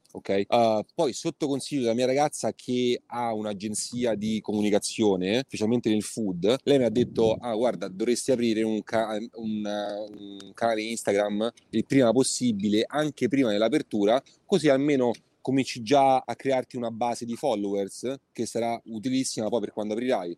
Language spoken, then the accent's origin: Italian; Rome, Lazio, Italy; moved away as an adult; now in New York, United States; di base sono cresciuto a Roma, quindi insomma i primi 18 anni di vita li ho fatti là, tutte le scuole